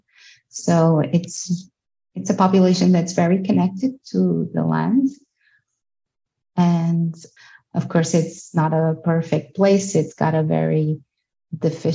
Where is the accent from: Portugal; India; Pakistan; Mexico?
Portugal; Covas do Barroso, Norte; I'm from Covas do Barroso. I'm a local from the village that we're discussing here.